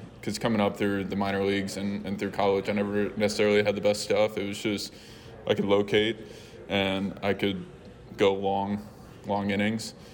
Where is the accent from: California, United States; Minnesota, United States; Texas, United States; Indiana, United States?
Texas, United States; Houston; I'm from Houston, so born and raised there